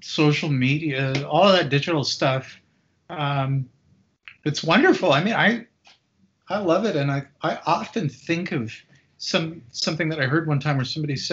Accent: Canada; where I grew up in Canada

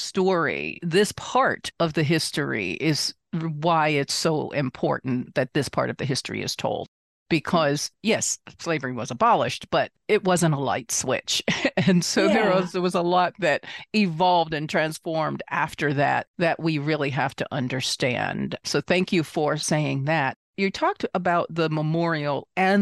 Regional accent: Washington, District of Columbia, United States; I'm originally from Washington, D.C.

